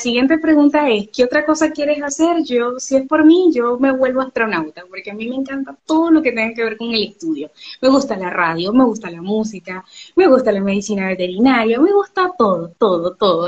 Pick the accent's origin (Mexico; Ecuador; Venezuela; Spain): Venezuela; Barcelona, Anzoátegui; now in Argentina; nací en Barcelona, he estado en Suátegui, así que soy oriental orientalita